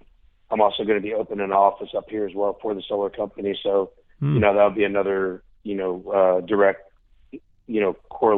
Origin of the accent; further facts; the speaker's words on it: Florida, United States; now in Nashville, United States; I'm from Florida and still got my house down there.